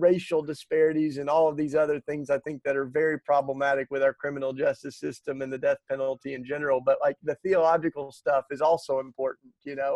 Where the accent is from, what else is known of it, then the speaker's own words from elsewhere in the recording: the Bible Belt, United States; growing up in the Bible Belt